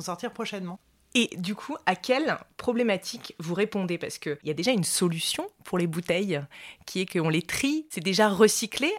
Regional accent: Montpellier, Occitania, France; moved away as an adult; now in Romans-sur-Isère, France; moi j'ai grandi à Montpellier, dans le sud de la France

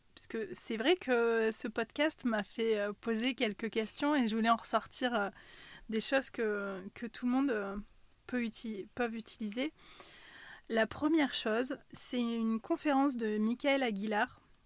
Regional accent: Ussel, Nouvelle-Aquitaine, France; also born or lived in Haute-Savoie; je suis née en Corrèze, de parents corréziens. Voilà, j'ai vécu euh, une grande partie de, ma vie euh, sur Ussel

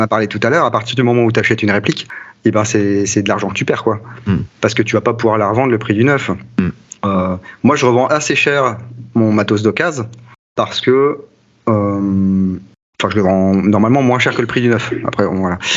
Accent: France; je suis français

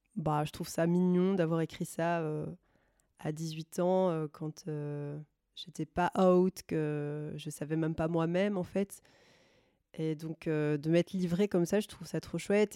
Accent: Brussels, Brussels-Capital Region, Belgium; je viens de Bruxelles

